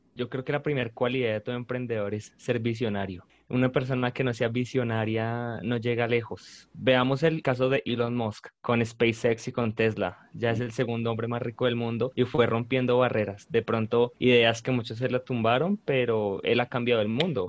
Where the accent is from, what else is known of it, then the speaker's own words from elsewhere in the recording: Bogotá, Colombia; soy de Bogotá, Colombia